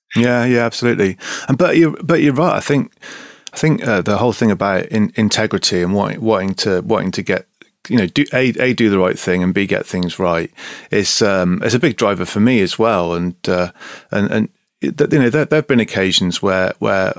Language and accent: English; Bristol, South West England, United Kingdom; I'm from Bristol. I'm proud to be Bristolian.